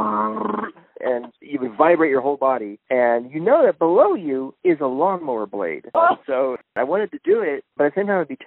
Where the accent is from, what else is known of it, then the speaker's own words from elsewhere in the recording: Riverside County, California, United States; now in Los Angeles, United States; I'm from Riverside County. It's where all the white people came to California from.